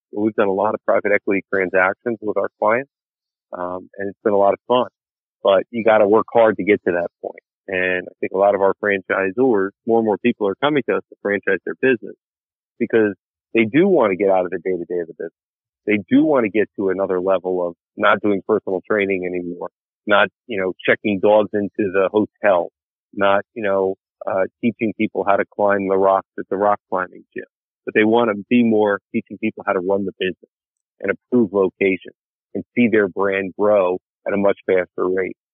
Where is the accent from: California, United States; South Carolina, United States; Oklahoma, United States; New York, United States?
New York, United States; I grew up in New York